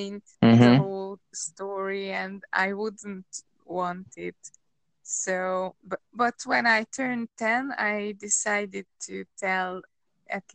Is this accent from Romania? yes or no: yes; Transylvania, Romania; I came from Transylvania. I am Hungarian